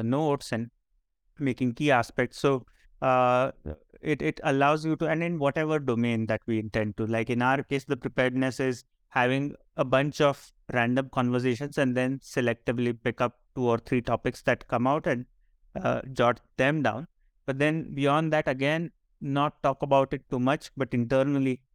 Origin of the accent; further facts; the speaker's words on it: Marathi, Maharashtra, India; accent: Marathi; English is a second language; our normal conversation, our sort of flow, is essentially in Marathi